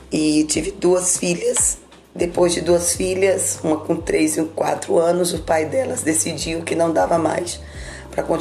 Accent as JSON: {"language": "Portuguese", "town": "Nanuque", "region": "Minas Gerais", "country": "Brazil", "tie": "born or raised there", "said": "Na realidade, eu sou de Nanuque. Graças a Deus, nasci no lar evangélico"}